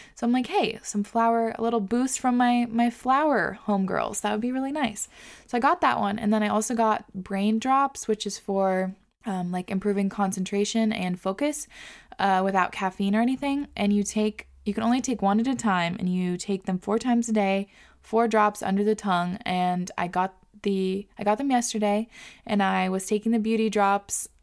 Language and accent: English; Whidbey Island, Washington, United States; moved away; I grew up on Woodby, and I grew up, like, kind of resenting Woodby.